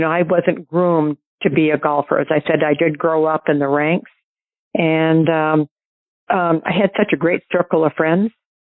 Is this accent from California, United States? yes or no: no; Portsmouth, New Hampshire, United States; growing up in New Hampshire, I played at Portsmouth Country Club, which was on the water